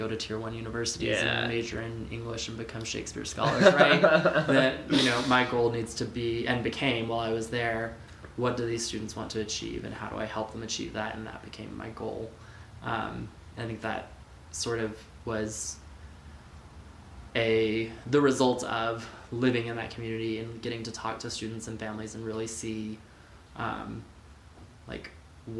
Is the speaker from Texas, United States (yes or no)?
yes; Texas, United States; moved away as an adult; now in Idaho, United States; my growing up in Texas